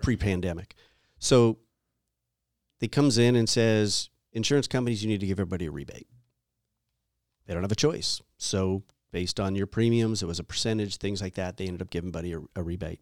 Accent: East Coast, United States; now in California, United States; I grew up on the East Coast

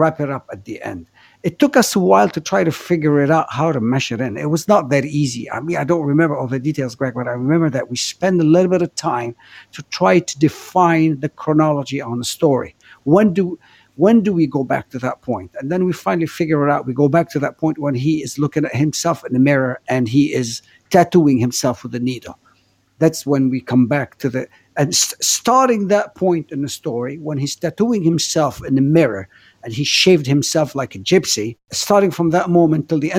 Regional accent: Beirut, Beirut Governorate, Lebanon; also born or lived in Africa / Los Angeles, United States; now in Paris, France; I grew up in Beirut in a very chaotic city

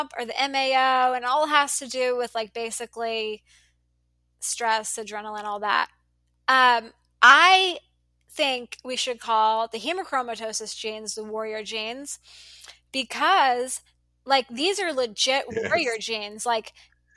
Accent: United States; also born or lived in Dallas, Texas; I'm an American

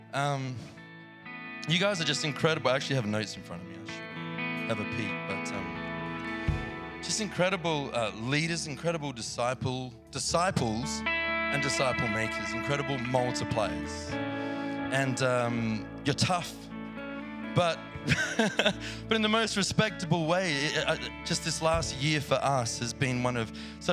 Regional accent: Australia; accent: Australian; moved away; I'm very familiar with that place, as you might hear in my accent.

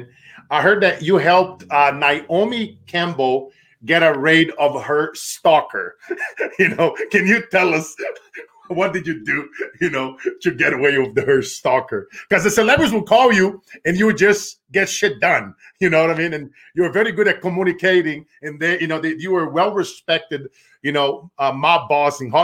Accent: Brazil; moved away; growing up in Brazil, a lot of corruption and crazy stuff that I seen as a kid

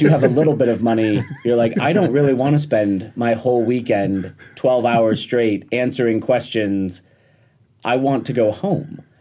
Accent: Rochester, New York, United States; also born or lived in Washington, D.C.; I grew up in Rochester, New York, went to school for politics, moved to D C, and worked on Capitol Hill

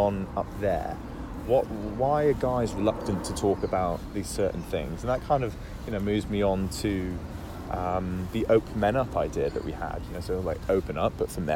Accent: Wales, United Kingdom; now in London, United Kingdom; we're both from Wales originally

